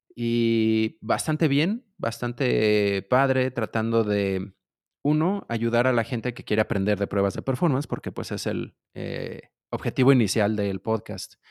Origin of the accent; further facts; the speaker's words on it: Mexico City, Mexico; de la Ciudad de México, mexicano, chilango, dirían algunos